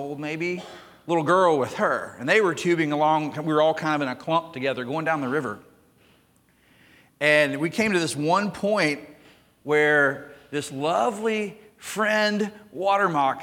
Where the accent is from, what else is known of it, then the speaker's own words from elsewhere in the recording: Jackson, Mississippi, United States; Growing up in Mississippi